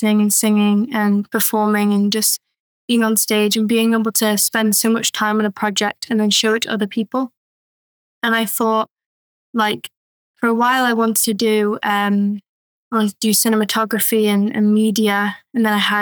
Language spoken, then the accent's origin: English; Isle of Man; moved away as an adult; now in Chester, United Kingdom; I grew up on the Isle of Man